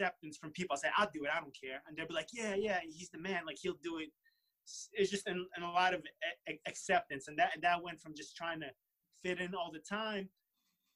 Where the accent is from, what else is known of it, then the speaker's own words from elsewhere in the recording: New York City, New York, United States; also born or lived in Russia; I say I'm from Brooklyn because that's where I grew up, and that's where my memories are